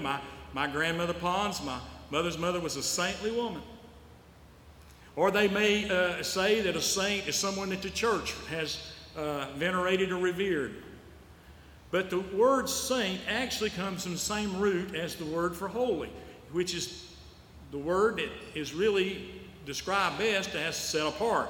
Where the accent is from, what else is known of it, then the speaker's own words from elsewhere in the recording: Western North Carolina, United States; moved away; I came from the Western North Carolina Conference. That's where I grew up